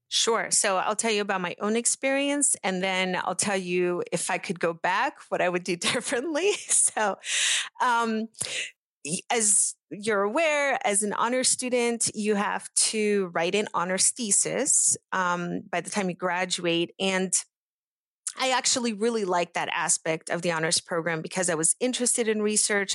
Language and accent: English; Pittsburgh, Pennsylvania, United States; English is a second language; I grew up in Pittsburgh